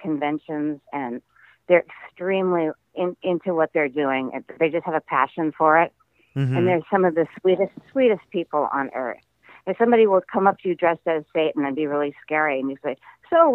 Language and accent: English; Midwest, United States; I grew up in the Midwest